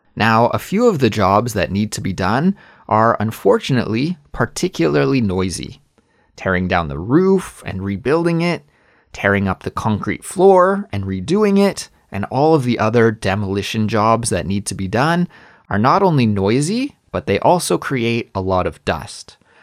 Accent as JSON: {"language": "English", "country": "Canada", "also_born_or_lived": "Korea", "moved": "as an adult", "lives_now": "South Korea", "said": "as a Canadian"}